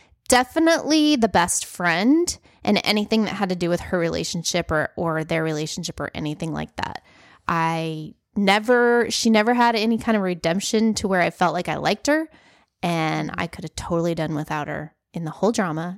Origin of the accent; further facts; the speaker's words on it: South Dakota, United States; born there; also born or lived in South; I lived in the South for a long time. I was born in South Dakota.